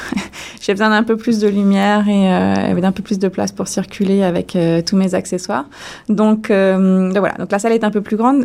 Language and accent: French; France; moved away as an adult; en tant que française